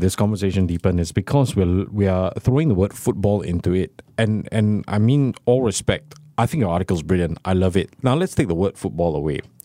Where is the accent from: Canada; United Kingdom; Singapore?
Singapore; We, as regular Singaporeans